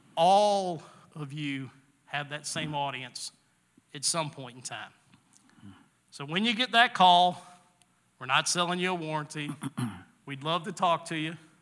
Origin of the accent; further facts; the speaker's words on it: the South, United States; I grew up in the South